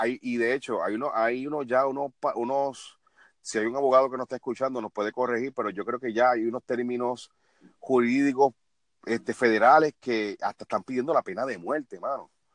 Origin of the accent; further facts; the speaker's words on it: Puerto Rico; lacerar la imagen tuya como puertorriqueño